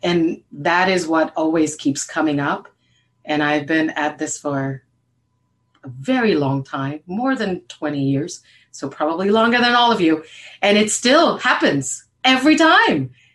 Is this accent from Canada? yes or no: no; Puerto Rico; now in Maryland, United States; I'm originally from Puerto Rico